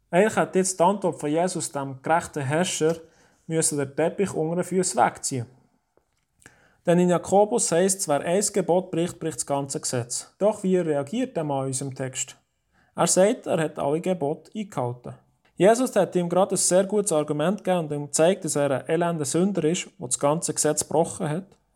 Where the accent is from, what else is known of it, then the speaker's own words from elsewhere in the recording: Oberdiesbach, Bern, Switzerland; In unserem Garten in Oberdiesbach, wo ich aufgewachsen bin, haben wir grosse, majestätisch schöne Tannen.